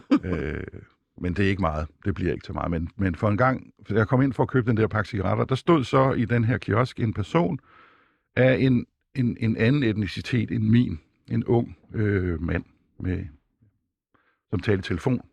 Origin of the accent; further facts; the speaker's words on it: Denmark; jeg blev født her i Danmark, af hvide forældre